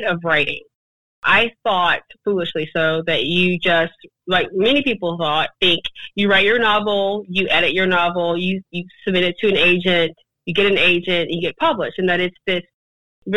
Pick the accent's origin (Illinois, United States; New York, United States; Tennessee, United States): Tennessee, United States; foothills of the Smoky Mountains; raised in the foothills of the Smokies like I was.